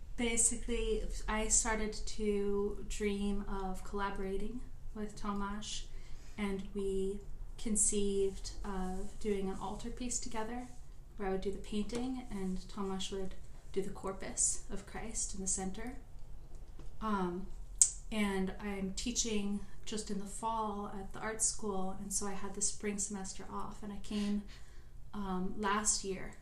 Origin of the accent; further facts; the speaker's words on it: Oregon, United States; moved away as an adult; also born or lived in Chicago; I grew up here in Oregon